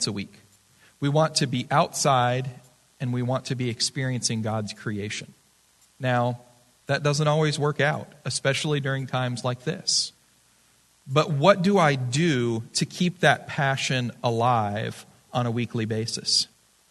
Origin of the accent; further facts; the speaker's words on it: Florida, United States; now in Arizona, United States; I'm from Florida for a long time.